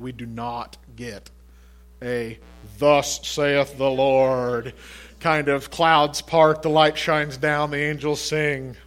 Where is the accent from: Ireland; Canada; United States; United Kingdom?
United States; as Americans and as American Christians